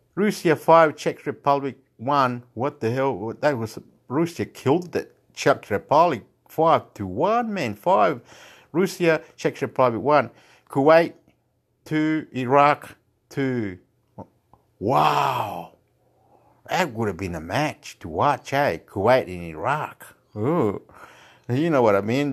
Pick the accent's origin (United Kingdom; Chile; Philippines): Chile; I'm from Chile